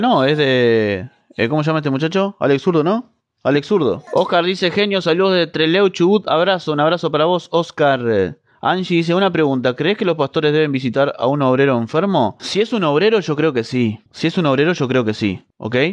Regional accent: Uruguay; acá en Uruguay no tenemos sismos ni terremotos

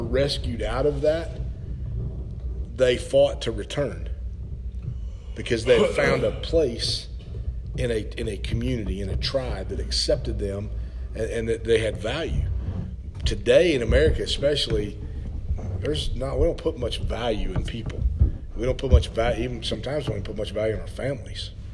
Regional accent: Stillwater, Oklahoma, United States; also born or lived in Perkins, Oklahoma; I grew up in Stillwater, which is about 10 miles away, and it's Oklahoma State University, college town.

